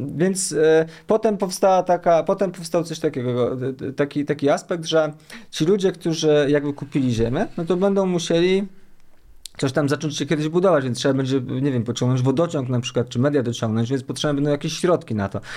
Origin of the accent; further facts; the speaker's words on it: Łomianki, Masovian Voivodeship, Poland; ja jestem z Łomianek